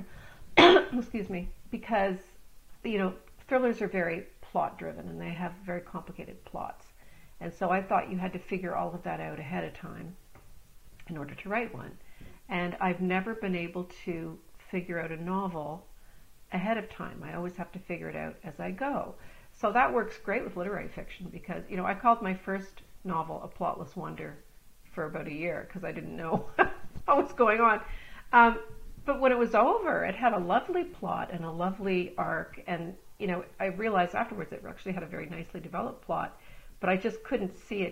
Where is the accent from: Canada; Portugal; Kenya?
Canada; Stirling, Ontario; also born or lived in Scarborough, Ontario / North Toronto / Belleville; now in Toronto, Canada; I grew up in partly in North Toronto and partly in a little out on a farm in near a little town called Stirling, Ontario. My family bought a farm out there. So I moved out there when I was about 9 years old, and I grew up out there and I went to high school in Belleville.